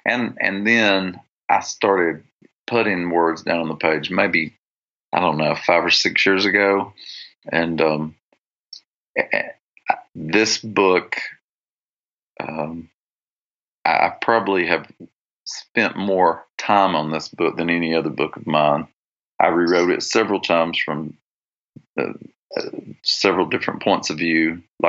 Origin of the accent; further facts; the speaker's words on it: the South, United States; no matter where I go in the world, if I tell them I'm from the South, and then if I would say I'm Christian, a lot of people would have an instant idea.